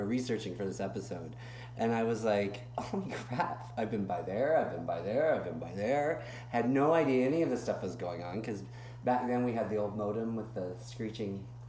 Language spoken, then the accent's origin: English; Tulsa, Oklahoma, United States; moved away as an adult; also born or lived in Altus, Oklahoma / Kansas City; I am a small town guy. I mean, Tulsa's not giant, but I grew up mostly in Tulsa or Altus or whatever.